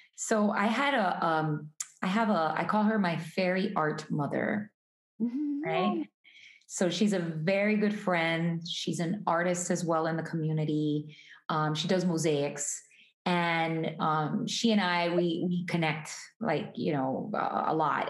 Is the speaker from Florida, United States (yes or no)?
yes; Hialeah, Florida, United States; I was born in Hialeah, which is kind of like a suburb of Miami